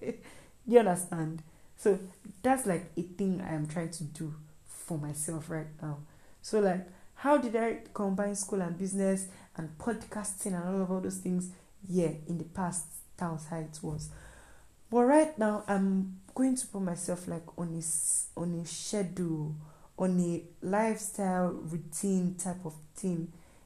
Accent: Nigeria; So being a Nigerian student is almost like stress and everything.

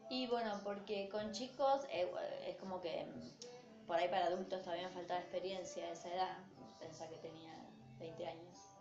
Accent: Rosario, Santa Fe, Argentina; las dos somos de Fisherton

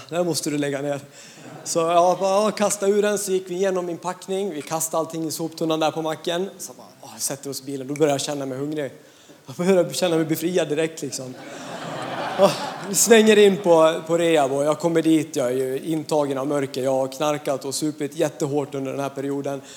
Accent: Hedemora, Dalarna County, Sweden; jag kommer från Dalarna, en liten ort som heter Hedemora

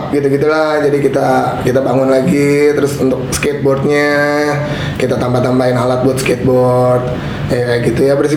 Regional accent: Carita, Banten, Indonesia; also born or lived in Jakarta; Lahir besar di Carita, habis itu sempat uh, eh, sekolah di Jakarta waktu itu ikut sama kakak lah tapi orang tua tetap di sini

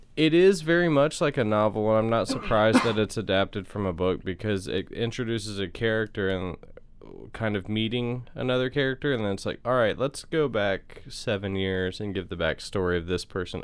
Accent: the South, United States; we're from the South, I feel like I don't really have an accent

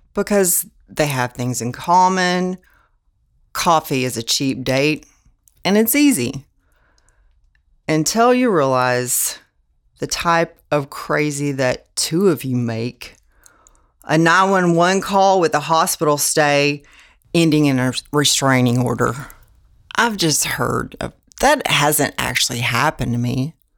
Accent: Houston, Texas, United States; I'm from Houston, Texas

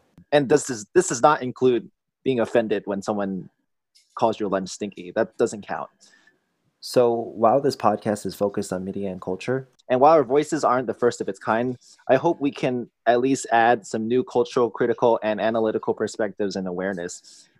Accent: San Francisco, California, United States; I grew up in San Francisco, California. As you know, there's a huge Chinese American community over in the San Francisco Bay Area. I went to Cantonese programs in elementary and middle school.

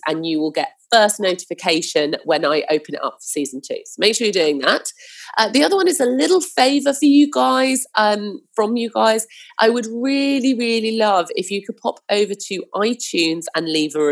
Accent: Hampshire, South East England, United Kingdom; I grew up in Hampshire

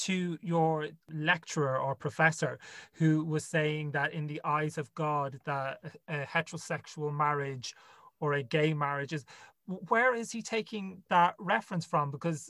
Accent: Ireland; Because I went to Catholic school, obviously being Irish.

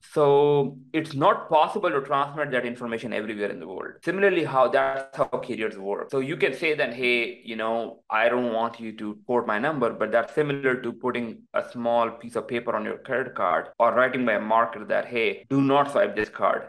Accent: Pakistan; now in United States; my background is like I came from Pakistan

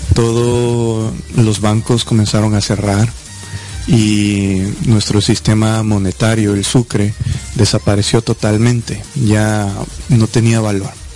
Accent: Quito, Pichincha, Ecuador; now in United States; yo nací en Quito, Ecuador

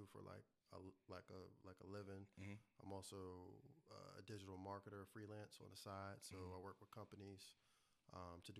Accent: Fredericksburg, Virginia, United States; I am from Fredericksburg, Virginia.

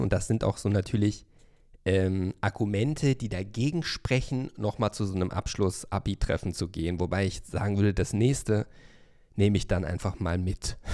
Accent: Hövelhof, North Rhine-Westphalia, Germany; now in Berlin, Germany; ich bin ja in Hövelhof aufgewachsen, ein Ort mit 12.000 Einwohnern zum Kreise Paderborn

